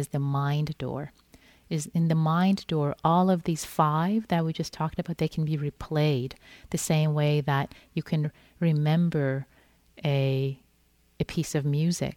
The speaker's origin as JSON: {"language": "English", "country": "Iran", "tie": "born or raised there", "moved": "yes", "said": "I'm Persian. I was born in Iran. So when I was growing up, I used to love reading Rumi in Farsi"}